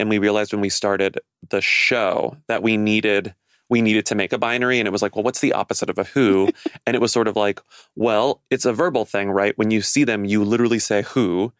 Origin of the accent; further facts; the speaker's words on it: Texas, United States; now in New York, United States; I'm from Texas.